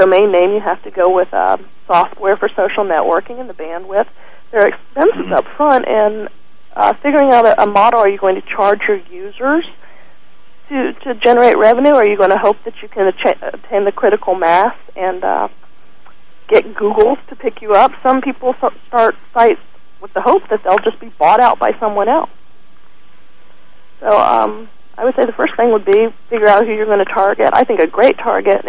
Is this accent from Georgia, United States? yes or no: yes; Atlanta, Georgia, United States; I grew up in Atlanta